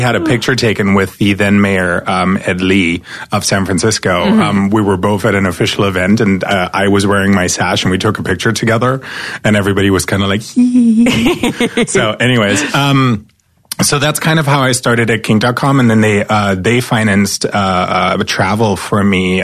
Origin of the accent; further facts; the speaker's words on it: East Germany, Germany; moved away as an adult; now in United States; I'm an immigrant from East Germany. So I grew up behind the wall.